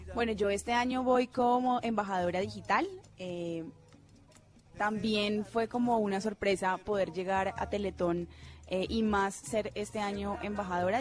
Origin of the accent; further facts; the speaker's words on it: Cali, Valle del Cauca, Colombia; also born or lived in Medellín; now in Bogotá, Colombia; Yo nací realmente en Medellín, pero me crié en Cali toda mi vida